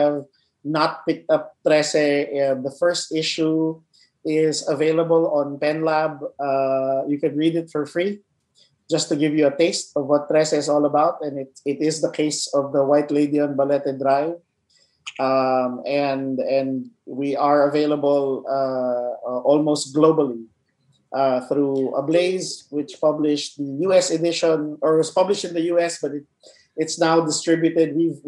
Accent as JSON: {"language": "English", "country": "Philippines", "said": "as a Filipino"}